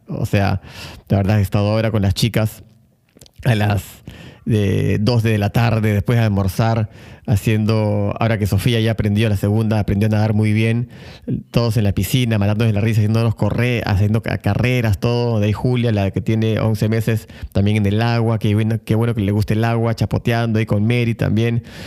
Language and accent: Spanish; Lima, Peru; moved away as an adult; now in Buenos Aires, Argentina; yo vengo de Lima, Perú, y Perú es un país, al igual que México, Ecuador, Colombia, muy apegado a la religión